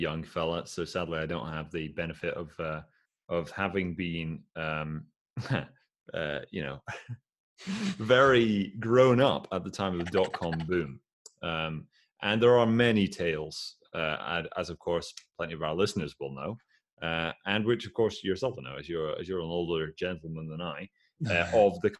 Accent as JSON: {"language": "English", "town": "Aberdeen", "region": "Scotland", "country": "United Kingdom", "tie": "born or raised there", "said": "I say that as an Aberdonian"}